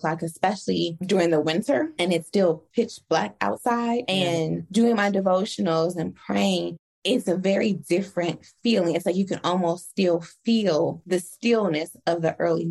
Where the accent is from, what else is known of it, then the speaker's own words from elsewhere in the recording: Chicago, Illinois, United States; Growing up in Chicago